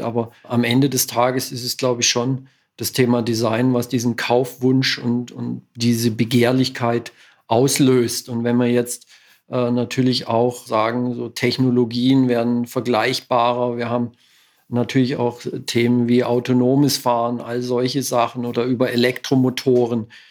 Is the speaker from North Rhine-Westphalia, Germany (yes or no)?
no; Southern Black Forest, Baden-Württemberg, Germany; ich bin im Südschwarzwald aufgewachsen